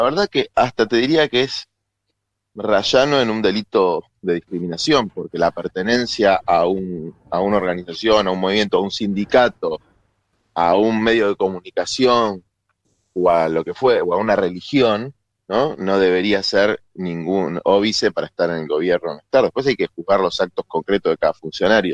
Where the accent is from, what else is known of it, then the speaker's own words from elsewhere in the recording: Buenos Aires, Argentina; yo nací en la ciudad de Buenos Aires, viví casi toda mi vida en la ciudad de Buenos Aires. Como porteño